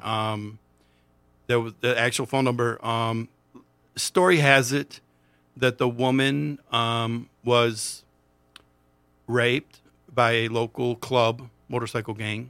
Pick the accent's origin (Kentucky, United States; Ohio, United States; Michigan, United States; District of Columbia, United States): Michigan, United States; Monroe; I'm from Monroe